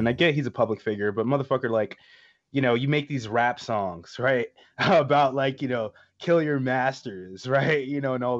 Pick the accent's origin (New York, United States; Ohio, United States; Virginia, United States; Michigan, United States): New York, United States; now in Atlanta, United States; Like I like it a lot more down here than I did in New York, and I grew up in New York